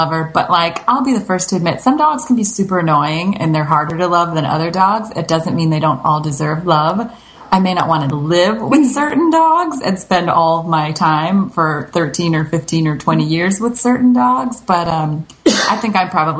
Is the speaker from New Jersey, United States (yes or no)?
yes; New Jersey, United States; I'm from New Jersey. My parents are both from New York